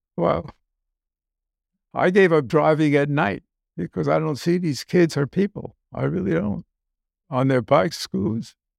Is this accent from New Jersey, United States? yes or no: yes; Newark, New Jersey, United States; moved away as an adult; also born or lived in Vienna, Austria; now in Key Biscayne, United States; growing up in Newark, uh, relatively frugal